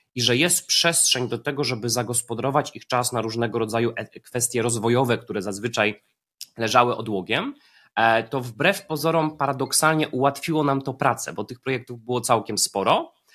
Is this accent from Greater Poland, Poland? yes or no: yes; Poznań, Greater Poland, Poland; Ja jestem z Poznania